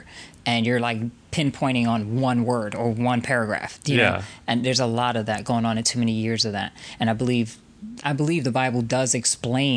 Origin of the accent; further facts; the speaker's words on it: Pennsylvania, United States; also born or lived in Paris, France; I'm from Pennsylvania.